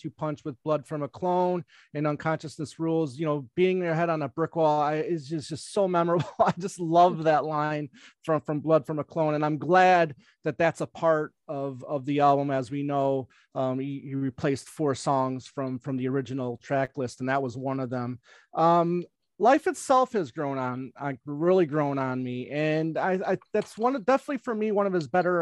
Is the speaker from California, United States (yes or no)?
no; Michigan, United States; I'm from Michigan, so I'm a diehard Detroit Tiger fan.